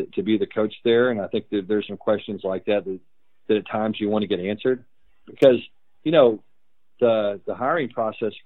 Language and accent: English; Texas, United States; I grew up in Texas.